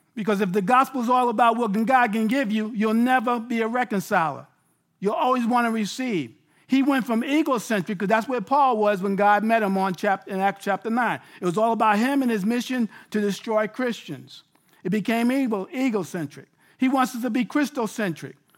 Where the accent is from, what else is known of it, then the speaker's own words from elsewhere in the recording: New York City, New York, United States; moved away as an adult; now in Abilene, Texas, United States; I'm a native New Yorker.